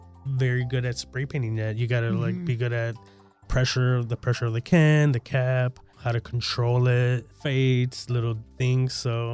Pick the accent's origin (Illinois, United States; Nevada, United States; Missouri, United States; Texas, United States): Illinois, United States; Chicago; I feel like growing up in Chicago, it's a concrete jungle, right?